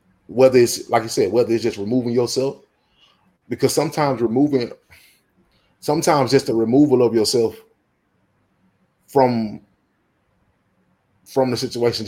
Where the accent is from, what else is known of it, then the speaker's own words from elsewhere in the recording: Texas, United States; I'm raised in Texas. I was born in Texas. I don't know nowhere else but Texas